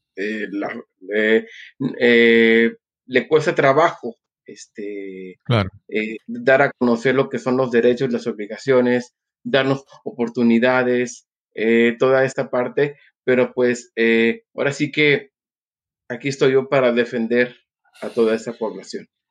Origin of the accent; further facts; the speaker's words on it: Mexico City, Mexico; now in Cuernavaca, Mexico; nace un 26 de agosto eh, de 1978 en la Ciudad de México. Soy mexicano, eh, radico en Cuernavaca, Morelos, México